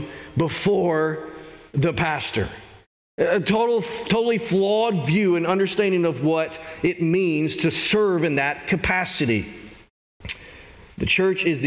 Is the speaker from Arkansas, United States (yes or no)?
yes; Arkansas, United States; I grew up in Arkansas.